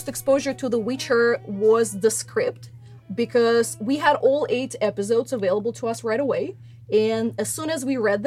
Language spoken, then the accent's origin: English; Russia; I was born in Russia and I grew up in Russia.